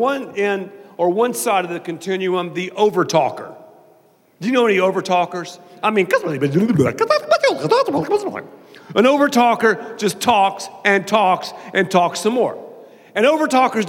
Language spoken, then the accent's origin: English; the South, United States; I'm from the South